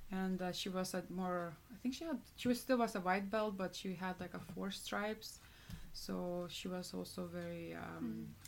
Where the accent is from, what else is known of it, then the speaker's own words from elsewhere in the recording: Lithuania; moved away; I'm from Lithuania